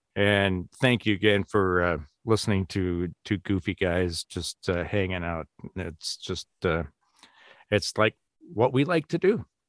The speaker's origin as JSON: {"language": "English", "town": "Madison", "region": "Wisconsin", "country": "United States", "tie": "born or raised there", "said": "I grew up in Madison, Wisconsin"}